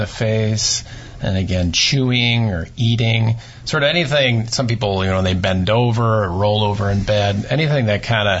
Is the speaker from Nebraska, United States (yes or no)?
yes; Nebraska, United States; I'm from Nebraska